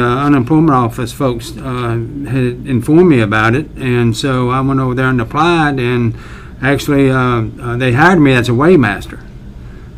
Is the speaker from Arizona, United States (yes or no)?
no; Gibsonville, North Carolina, United States; also born or lived in Greensboro, North Carolina; my grown-up days, the majority of those were spent in the Whissett and Gibsonville area. As a matter of fact, I graduated at Gibsonville High School